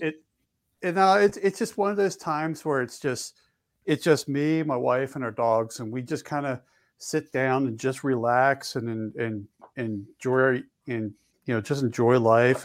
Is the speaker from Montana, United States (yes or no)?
no; Philadelphia, Pennsylvania, United States; I grew up in Philly